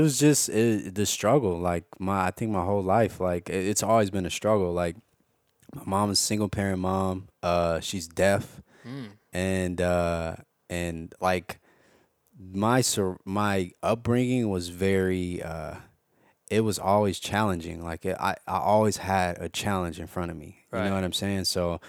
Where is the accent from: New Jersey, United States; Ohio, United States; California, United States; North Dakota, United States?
California, United States; Los Angeles; Yeah. And well, Baldwin Hills.